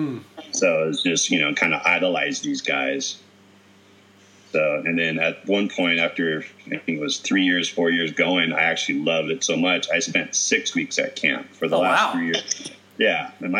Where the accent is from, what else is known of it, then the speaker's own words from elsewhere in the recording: Mendota, California, United States; moved away; growing up in Mendota, you know, by Fresno, it's, you know, 110, 105 degrees.